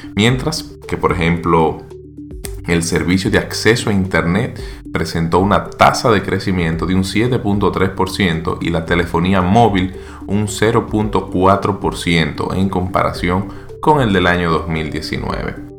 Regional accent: Dominican Republic

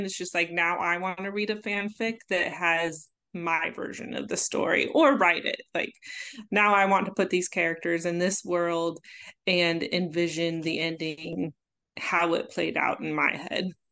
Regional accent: Omaha, Nebraska, United States; my hometown, Omaha

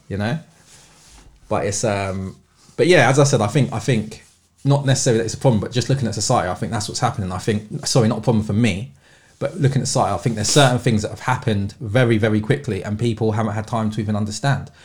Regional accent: London, United Kingdom; I've born and bred in London

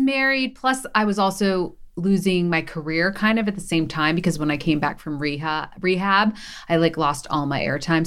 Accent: Philadelphia, Pennsylvania, United States; I'm from Philly, so I went on, um, Good Day Philly

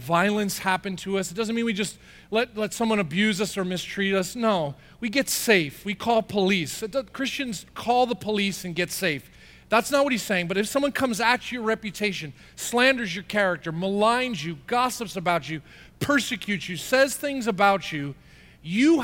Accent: New Jersey, United States; I'm from Jersey.

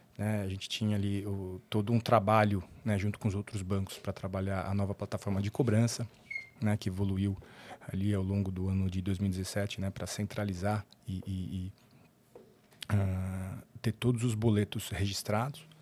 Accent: São Paulo, Brazil; nascido na zona leste de São Paulo, paulistano, né? Cresci ali na, no Tatuapé

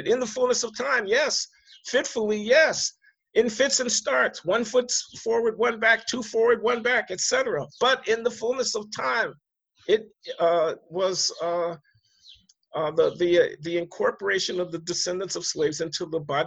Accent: United States; I'm an American.

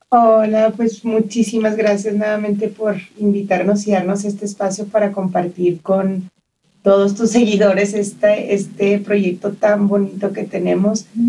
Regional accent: Chihuahua, Mexico; moved away as an adult; also born or lived in Las Vegas; now in El Paso, United States; Crecí en Chihuahua y me vine a los 18 años a estudiar a UTEP

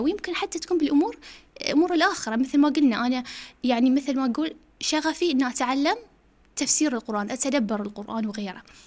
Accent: Bahrain; also born or lived in United States; احنا كبحرينيين او خليجيين في امريكا

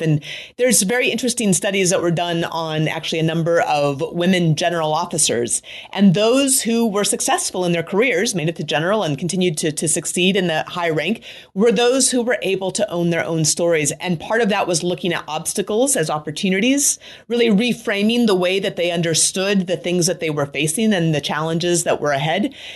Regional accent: Anchorage, Alaska, United States; moved away as an adult; I grew up in Anchorage, Alaska

